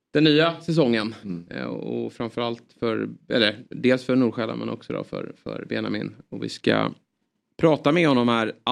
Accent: Netherlands; Ja, men jag är ju holländare.

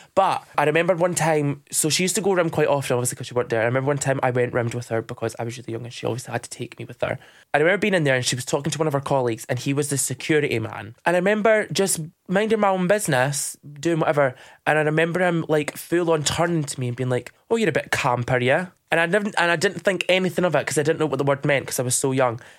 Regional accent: Dundee, Scotland, United Kingdom; I'm from Dundee

